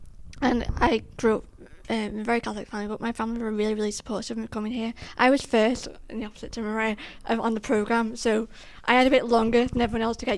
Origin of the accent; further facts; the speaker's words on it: Liverpool, North West England, United Kingdom; moved away as an adult; also born or lived in Kenya; now in Atlantic City, United States; my hometown, Liverpool